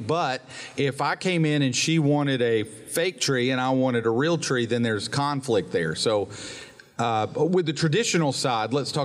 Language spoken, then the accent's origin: English; Gadsden, Alabama, United States; growing up in the Harrison house and on Troy Street in North Gadsden